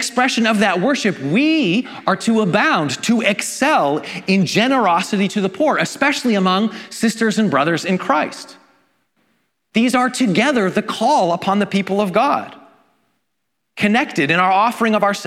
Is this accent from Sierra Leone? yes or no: no; Vancouver, British Columbia, Canada; in my hometown of Vancouver